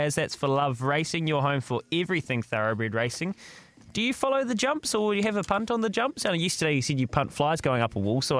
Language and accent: English; New Zealand; Rebel Sport's been a big part of all of our lives growing up as Kiwi kids in New Zealand with cricket bats.